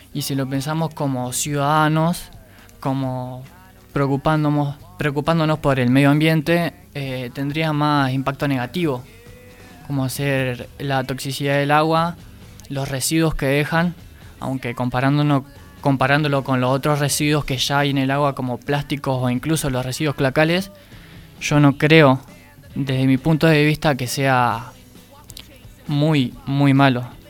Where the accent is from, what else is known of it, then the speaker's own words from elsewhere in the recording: Argentina; Yo como argentino